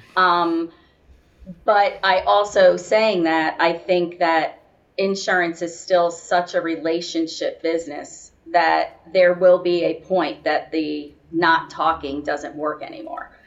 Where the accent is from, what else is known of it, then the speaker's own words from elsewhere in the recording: Florida, United States; also born or lived in Miami / St. Petersburg, Florida; I'm a Florida girl, born and raised